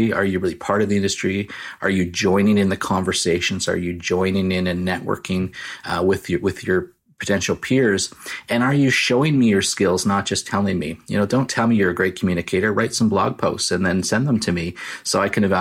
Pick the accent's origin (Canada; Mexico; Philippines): Canada; I'm the Canadian version of Jack Ryan.